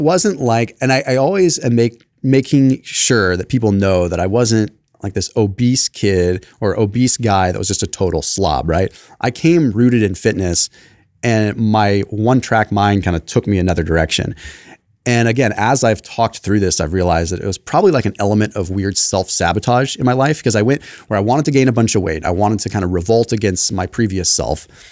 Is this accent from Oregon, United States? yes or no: no; Sonoma, California, United States; I grew up in Sonoma